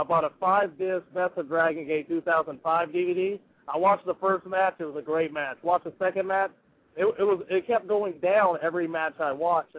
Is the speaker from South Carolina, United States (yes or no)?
yes; South Carolina, United States; I grew up on pretty much, as I'm from South Carolina, so I grew up on NWA and WWF.